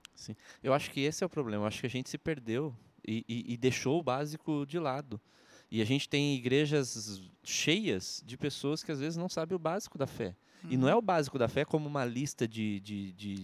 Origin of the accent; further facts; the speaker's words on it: Rio Claro, São Paulo, Brazil; now in Maringá, Brazil; nascido no interior de São Paulo, Rio Claro